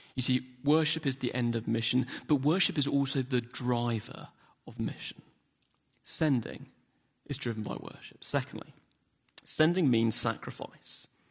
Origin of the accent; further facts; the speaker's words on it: London, United Kingdom; also born or lived in Hillingdon; now in Manchester, United Kingdom; I didn't grow up in Manchester. I grew up in London